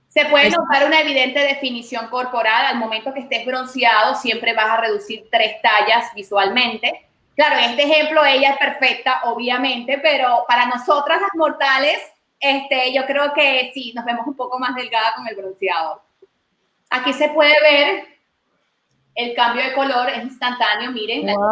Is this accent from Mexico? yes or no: no; Venezuela; moved away as an adult; now in Miami, United States; mis inicios fueron en Venezuela, en mi país.